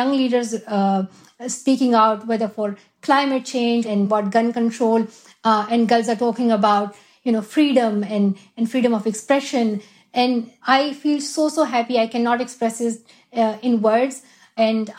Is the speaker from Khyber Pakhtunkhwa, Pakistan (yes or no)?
yes; Swat Valley, Khyber Pakhtunkhwa, Pakistan; moved away; also born or lived in Shangla; I definitely want to go to Pakistan. That is my home country. And I love where I'm from, Swat Valley